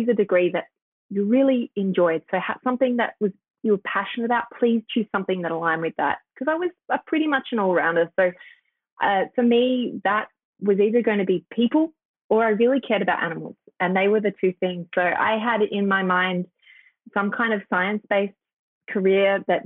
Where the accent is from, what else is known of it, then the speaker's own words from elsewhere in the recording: Tenterfield, New South Wales, Australia; I grew up in a little town called Tantafield, which is, I guess, a land of kind of stark contrast in the fact that it's on the Dividing Range.